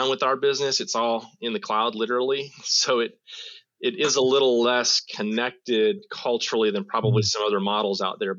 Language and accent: English; United States; moved away; as an American